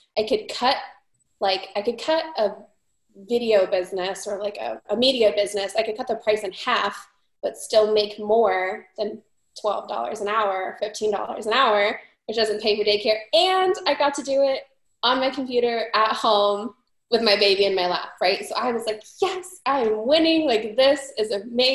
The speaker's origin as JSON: {"language": "English", "town": "Phoenix", "region": "Arizona", "country": "United States", "also_born_or_lived": "Montana", "said": "I am from the Valley of the Sun"}